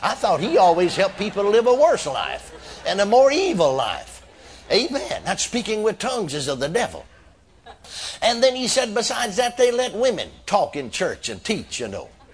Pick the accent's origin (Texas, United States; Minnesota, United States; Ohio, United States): Texas, United States; McKinney; my hometown of McKinney, Texas